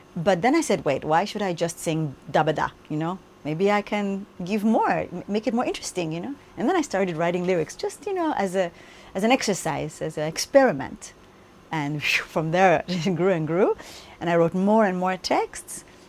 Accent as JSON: {"language": "English", "country": "United States", "tie": "born or raised there", "moved": "yes", "said": "I grew up in the United States, and English is still my strongest language"}